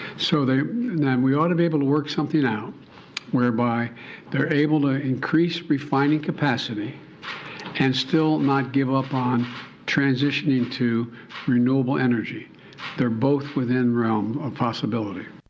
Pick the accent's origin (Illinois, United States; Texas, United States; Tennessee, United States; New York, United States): New York, United States; Buffalo; now in Charlotte, United States; I grew up in Buffalo, New York